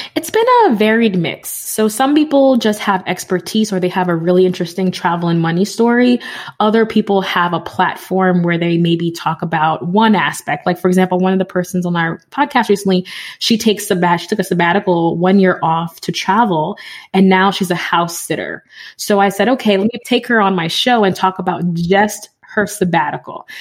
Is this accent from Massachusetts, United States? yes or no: no; New York City, New York, United States; now in Connecticut, United States; I grew up in the Bronx.